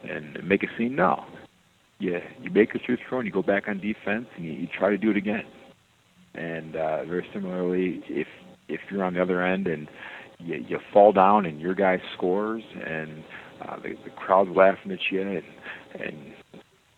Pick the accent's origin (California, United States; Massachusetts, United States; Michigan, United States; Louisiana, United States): Michigan, United States; Detroit; growing up in Detroit